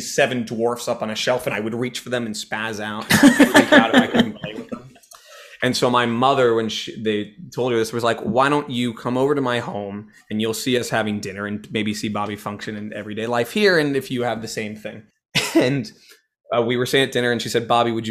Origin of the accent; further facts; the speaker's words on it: San Francisco, California, United States; moved away; also born or lived in Ann Arbor, Michigan; I'm from San Francisco, the Bay